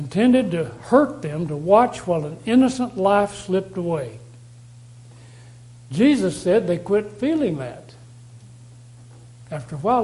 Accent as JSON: {"language": "English", "region": "Texas", "country": "United States", "said": "I come from Texas. I come from a place where people have a great value on animals"}